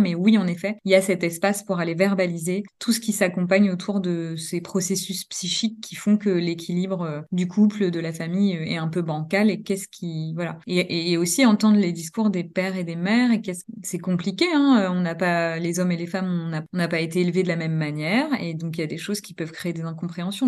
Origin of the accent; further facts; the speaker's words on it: Normandy, France; moved away as an adult; also born or lived in Paris region; now in Dijon, France; Je suis née en Normandie. J'ai exercé pendant deux ans en maternité et néonatologie là-bas